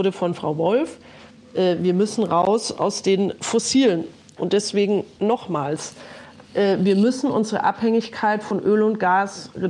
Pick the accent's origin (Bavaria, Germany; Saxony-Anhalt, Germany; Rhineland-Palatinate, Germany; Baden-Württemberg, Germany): Bavaria, Germany; Und beispielsweise auch in Bayern, wo ich herkomme, jetzt wieder Windräder geplant werden